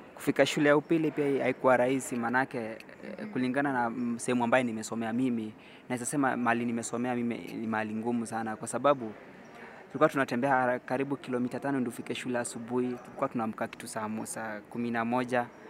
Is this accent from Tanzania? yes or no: no; Narok County, Kenya; nimetoka kaunti ya Narok